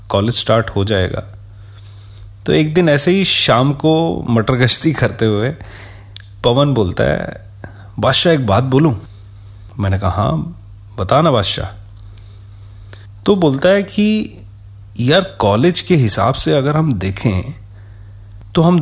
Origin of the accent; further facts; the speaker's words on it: Delhi, India; दिल्ली के पहाड़गंज की तंग गलियों में ऑलमोस्ट एक साथ ही हम पले बड़े थे